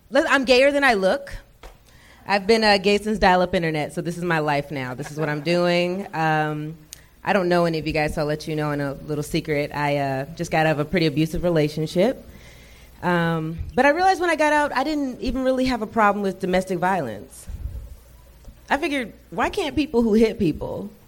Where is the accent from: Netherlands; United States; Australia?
United States; Atlanta, Georgia; now in Los Angeles, United States; I'm from Atlanta, so I've done stand-up out there